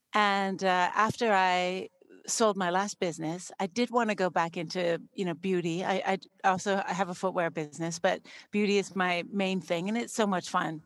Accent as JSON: {"language": "English", "country": "Canada", "tie": "born or raised there", "said": "I grew up in Canada"}